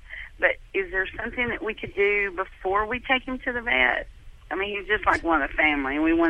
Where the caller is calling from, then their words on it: Tennessee, United States; I'm calling from Tennessee.